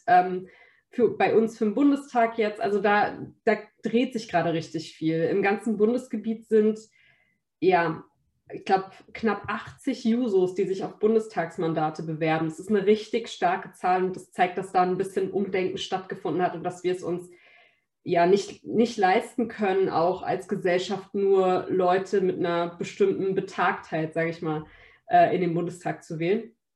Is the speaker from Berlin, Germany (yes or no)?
yes; Berlin, Germany; Berlin ist auf jeden Fall sehr multikulturell, Berlin ist bunt. Da, wo ich aufgewachsen bin, da, wo ich jetzt kandidiere